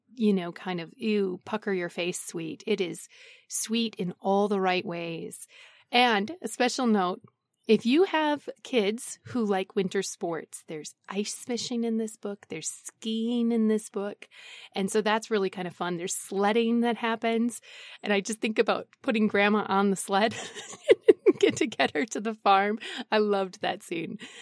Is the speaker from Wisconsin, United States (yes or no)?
yes; Wisconsin, United States; I'm from Wisconsin